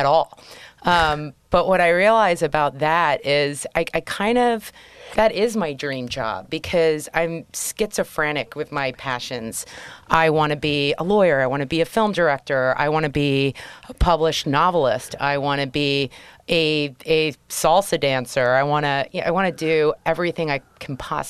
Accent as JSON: {"language": "English", "country": "Spain", "moved": "yes", "lives_now": "New York City, United States", "said": "I'm originally from Spain"}